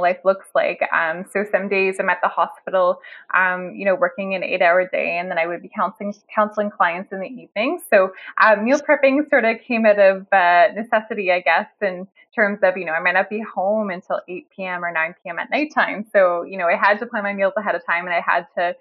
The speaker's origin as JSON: {"language": "English", "town": "Toronto", "region": "Ontario", "country": "Canada", "said": "I'm in Canada. I'm sort of from the Toronto area"}